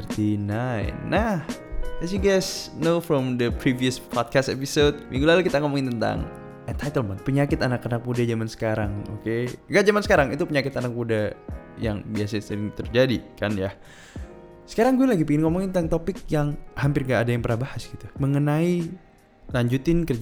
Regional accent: East Java, Indonesia; Iya, gue dari Madura. Kalau lu pada yang baru pertama kali hari di sini, gue kasih tahu. Lu lagi lagi dengerin podcast seseorang yang ada di Pulau Madura.

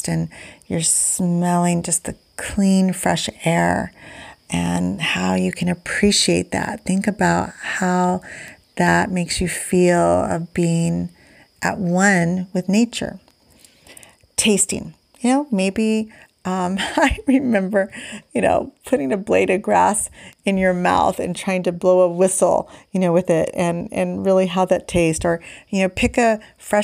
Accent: Indiana, United States; I'm from Indiana

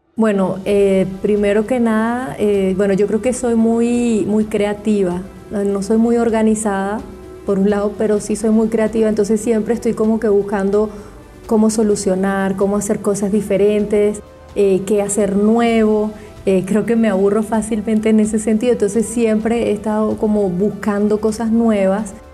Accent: Venezuela; moved away as an adult; now in Germany; yo soy médico venezolana

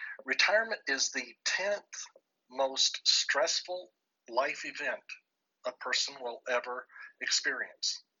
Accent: New Mexico, United States; my home state of New Mexico

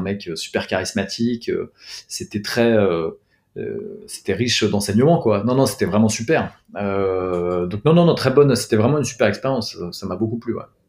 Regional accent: Paris, Île-de-France, France; moi j'ai grandi, j'ai grandi à Paris. Je suis né à Paris, j'y ai grandi

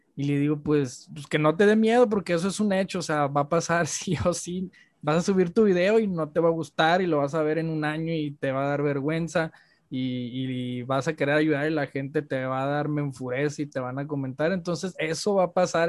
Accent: Culiacán, Sinaloa, Mexico; yo soy de Culiacán.

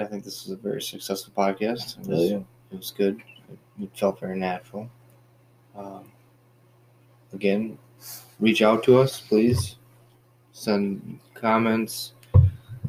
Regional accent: United States; I'm an American

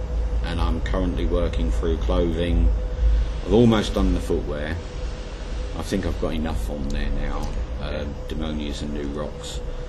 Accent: London, United Kingdom; now in Ipswich, United Kingdom

